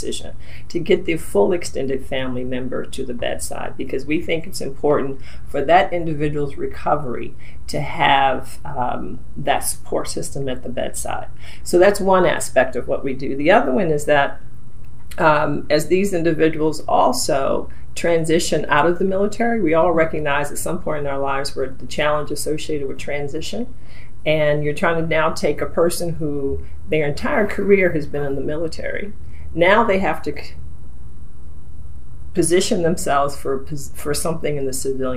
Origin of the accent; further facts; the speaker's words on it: Maryland, United States; I'm a native Marylander. I'm a proud Marylander